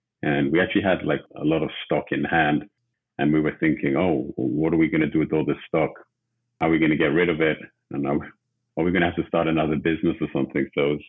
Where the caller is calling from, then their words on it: Los Angeles, California, United States; calling from Los Angeles, California today.